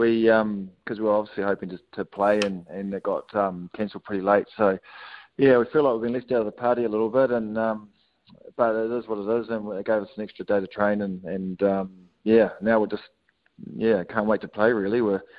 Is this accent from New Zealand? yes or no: yes; Auckland, New Zealand; We're from Auckland, obviously, and there's a lot of COVID up there.